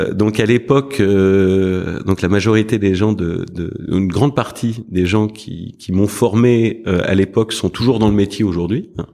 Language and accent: French; Paris, Île-de-France, France; also born or lived in United States; je suis parisien. J'ai toujours vécu à Paris, sauf une partie de mes études où j'étais aux États-Unis.